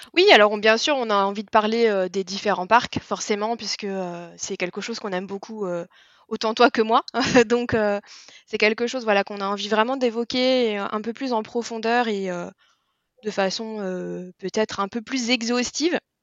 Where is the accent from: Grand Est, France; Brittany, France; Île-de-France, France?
Île-de-France, France; near Disneyland Paris; j'ai grandi pas très très loin de Disneyland Paris